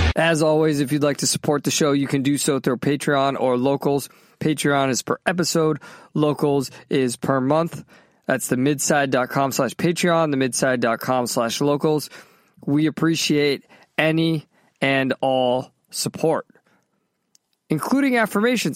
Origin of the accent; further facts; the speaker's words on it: Massachusetts, United States; also born or lived in Southern California; now in Florida, United States; when I was growing up in Massachusetts